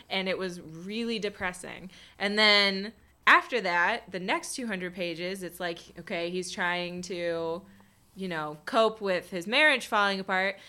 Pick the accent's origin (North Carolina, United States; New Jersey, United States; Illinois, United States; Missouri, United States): North Carolina, United States; is my home state